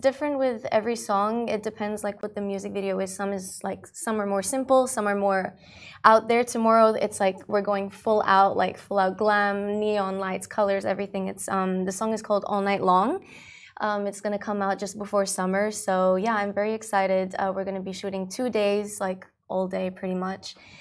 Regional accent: Dubai, United Arab Emirates; also born or lived in Australia; I um, grew up in Dubai. I've been here for 15 years. However, I was born in Australia.

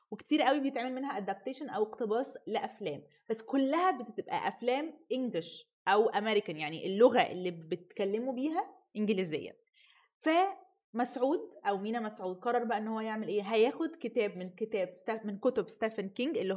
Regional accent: Egypt; احنا كمصريين

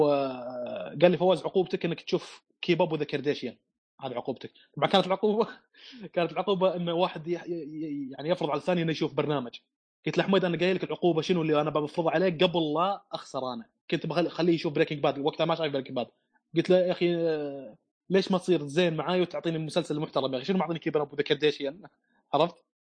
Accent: Saudi Arabia; عندنا في السعوديه

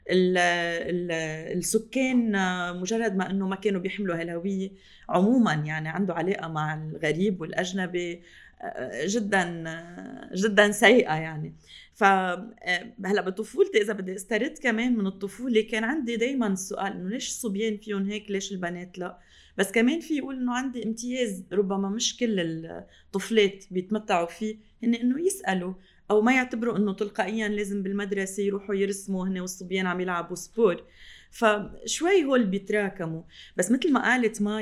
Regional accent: Syria; also born or lived in Lebanon; لا سيما اني سوريه لبنانيه

